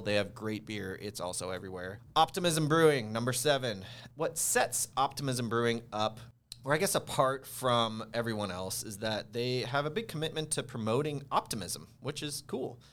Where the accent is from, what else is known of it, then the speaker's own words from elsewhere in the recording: Seattle, Washington, United States; I am born and raised in Seattle.